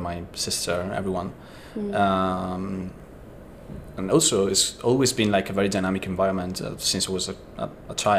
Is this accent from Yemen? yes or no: no; Italy; moved away; I'm from Italy, and my background is very different from the artistic, kind of setting